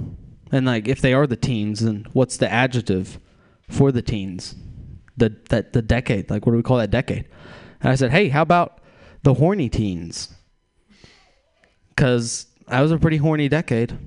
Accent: Texas, United States; I am from Texas

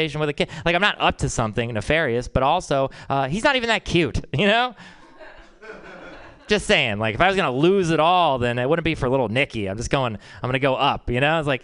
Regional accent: Texas, United States; I'm from Texas

